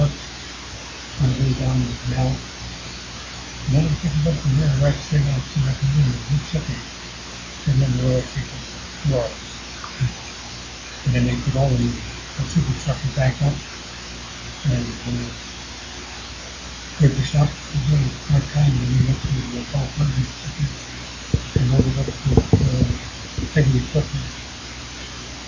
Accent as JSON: {"language": "English", "region": "Michigan", "country": "United States", "tie": "born or raised there", "said": "I grew up in Michigan"}